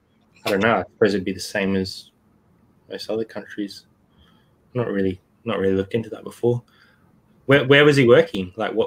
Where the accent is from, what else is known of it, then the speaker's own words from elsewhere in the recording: Northern Territory, Australia; accent: bogany; now in South Australia, Australia; We're not actually from South Australia originally. We're from Northern Territory, so we've got a bit of a I suppose bogany accent as well.